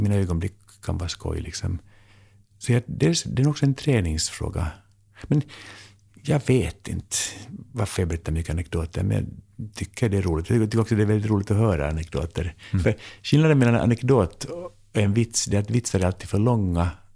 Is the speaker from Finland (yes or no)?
yes; Finland; also born or lived in United States; now in Sweden; jag är finlandssvensk